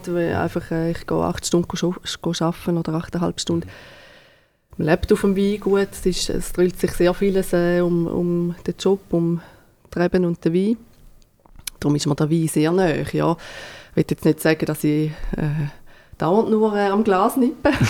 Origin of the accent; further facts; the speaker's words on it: Thurgau, Switzerland; now in Neftenbach, Switzerland; ursprünglich äh, sind wir aus dem Thurgau, haben wir noch äh, Rebland äh, im Thurgau